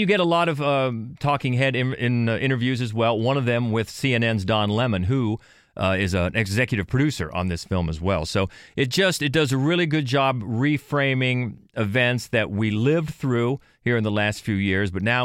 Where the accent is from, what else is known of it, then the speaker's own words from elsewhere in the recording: Ohio, United States; I grew up in Ohio